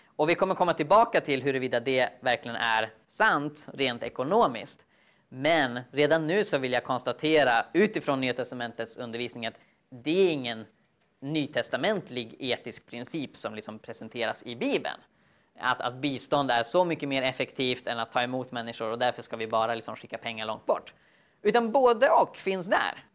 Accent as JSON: {"language": "Swedish", "country": "Sweden", "said": "som svensk"}